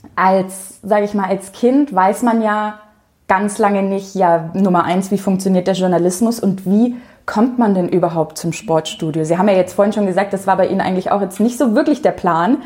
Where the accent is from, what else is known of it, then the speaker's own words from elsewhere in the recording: Franconia, Bavaria, Germany; wir kommen logischerweise beide aus Franken